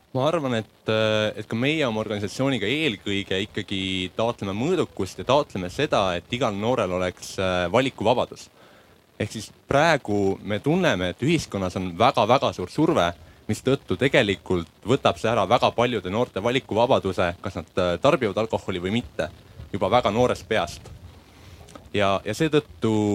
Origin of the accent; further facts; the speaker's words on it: Central Estonia, Estonia; minu kodukandi maapood Kesk-Eestis pandi kinni juba ammu